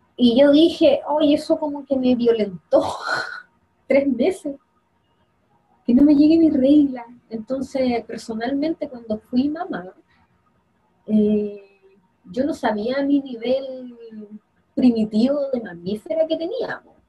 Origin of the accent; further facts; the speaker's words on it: Quillota, Valparaíso, Chile; yo soy de Quillota